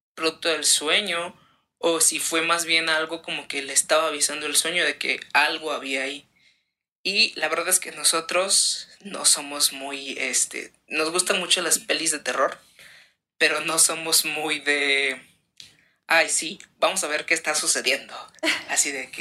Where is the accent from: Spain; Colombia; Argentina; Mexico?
Mexico; Veracruz; nosotros somos de Veracruz